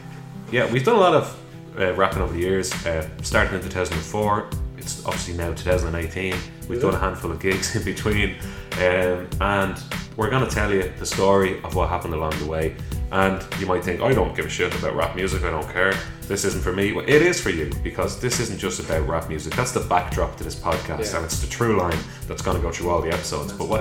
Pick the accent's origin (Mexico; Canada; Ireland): Ireland; Dublin, Leinster; up in South Dublin, and we went to the same primary school.